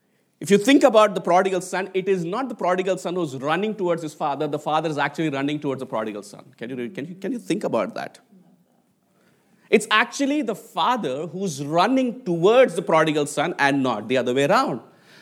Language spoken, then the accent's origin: English; Hyderabad, Telangana, India; I mean, growing up in Hyderabad as a 1980s kid, and Hyderabad is actually where I was born, is actually one of the IT hubs